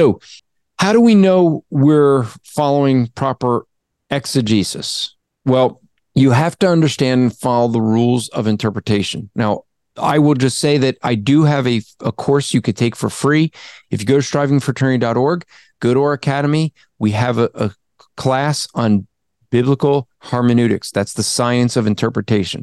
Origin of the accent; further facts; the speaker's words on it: New Jersey, United States; I'm from Jersey